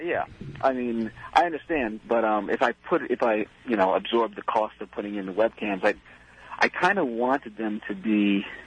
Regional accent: New Jersey, United States; I'm from Jersey.

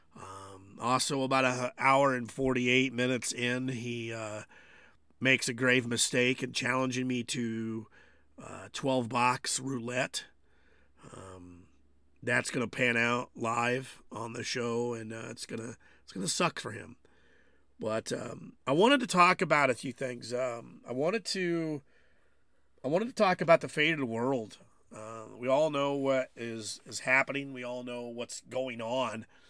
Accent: United States; I consider myself an American

